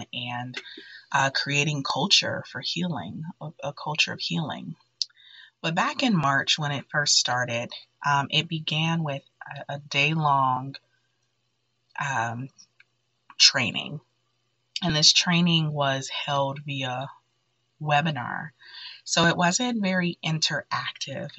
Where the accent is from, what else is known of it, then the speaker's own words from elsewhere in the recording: Detroit, Michigan, United States; growing up in Detroit, where all of my friends pretty much were Black